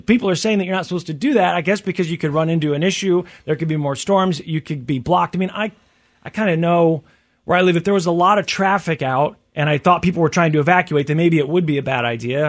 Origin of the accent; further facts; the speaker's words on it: Tornado Alley, United States; growing up in Tornado Alley or whatever, we had tornado warnings a lot as a kid.